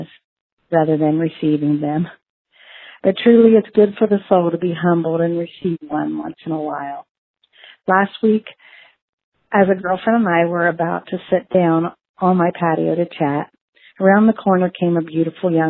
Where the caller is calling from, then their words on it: Athens, Ohio, United States; I'm calling in from Athens, Ohio.